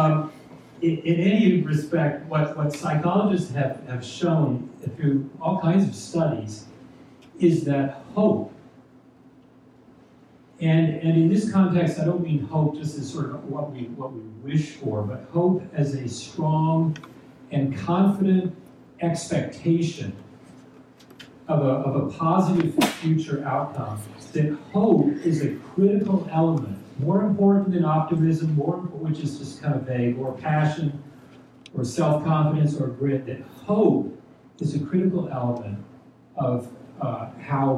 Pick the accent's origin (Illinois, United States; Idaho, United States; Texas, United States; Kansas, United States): Texas, United States; moved away as an adult; now in New Jersey, United States; I was born and raised in Texas, so I might say that I'm a Texan, although I've lived in New Jersey now longer than I lived in Texas